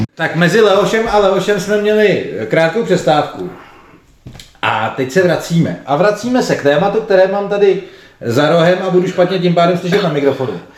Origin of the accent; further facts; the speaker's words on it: Prague, Czechia; accent: Prague speech (praština); jsme všichni z Prahy, tak nám diváci naši praštinu asi odpustí